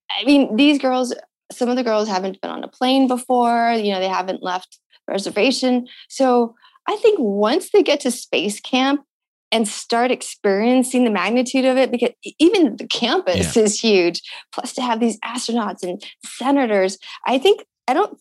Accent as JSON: {"language": "English", "town": "Tucson", "region": "Arizona", "country": "United States", "tie": "born or raised there", "said": "growing up in Tucson and having these big skies"}